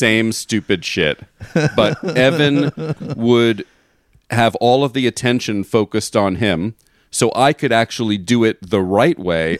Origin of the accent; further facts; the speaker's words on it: Florida, United States; we grew up in Florida.